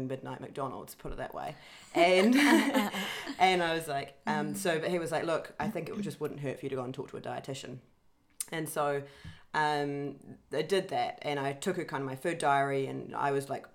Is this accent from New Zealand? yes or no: yes; New Zealand; moved away; my home country of New Zealand